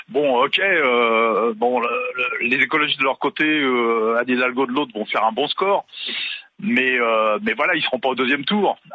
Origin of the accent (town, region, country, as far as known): Paris, Île-de-France, France; born or raised there; now in Dordogne, France